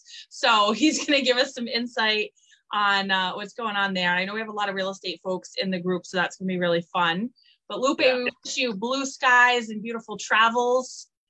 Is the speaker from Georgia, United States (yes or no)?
no; Cranston, Rhode Island, United States; I'm a Cranston girl, of course, big hair. Yeah. You know, I might be in Westport, like, but can't get rid of the big hair. Can't take the Cranston out, girl.